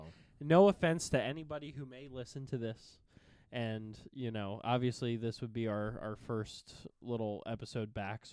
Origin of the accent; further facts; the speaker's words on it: Central New Jersey, United States; I grew up in the center of Jersey, right near the Capitol